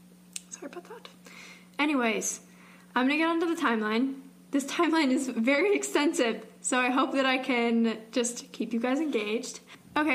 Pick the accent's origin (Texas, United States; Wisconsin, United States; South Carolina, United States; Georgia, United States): Georgia, United States; … and I, we can talk about this because we're both from Georgia.